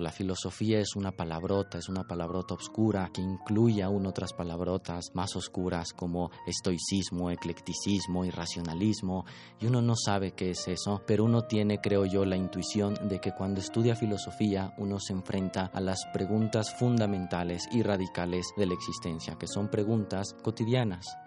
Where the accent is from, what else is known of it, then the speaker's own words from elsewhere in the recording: Mexico City, Mexico; Nací en la Ciudad de México en 1990.